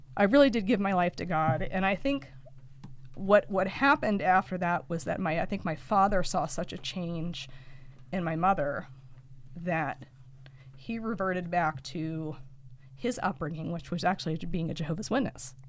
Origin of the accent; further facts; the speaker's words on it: Lock Haven, Pennsylvania, United States; I'm from Lock Haven